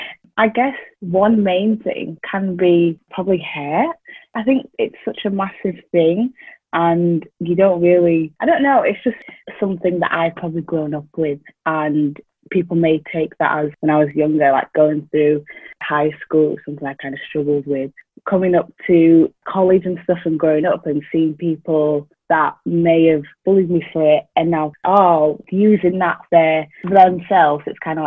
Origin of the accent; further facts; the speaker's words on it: Doncaster, Yorkshire and the Humber, United Kingdom; also born or lived in Wales; So I am originally from Zimbabwe. I was born here in a small town called Doncaster. So yeah, I've grown up here. However, my parents and family have come from Zimbabwe.